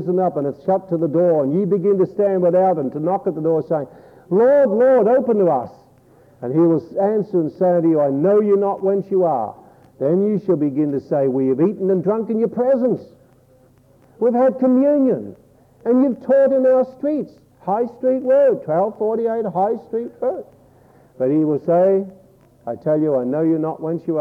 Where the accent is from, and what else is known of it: Australia